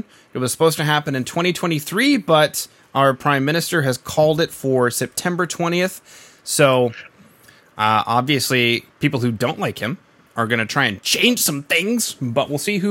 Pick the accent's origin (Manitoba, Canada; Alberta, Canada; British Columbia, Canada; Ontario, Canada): Manitoba, Canada; Winnipeg; moved away; I'm originally from Winnipeg